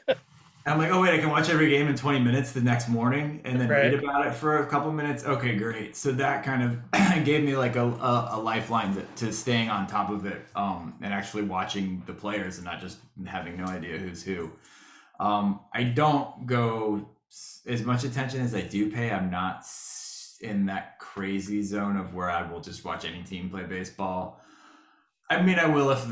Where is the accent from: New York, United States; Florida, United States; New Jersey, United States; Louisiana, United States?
Florida, United States; growing up in Florida, we didn't have like we didn't have the Marlins, or because I've lived here since